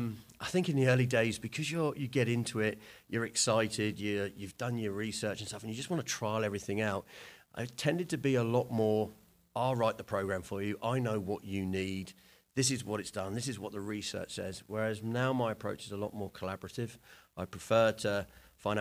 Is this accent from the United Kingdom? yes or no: yes; England, United Kingdom; So I played back, because I'm obviously from England.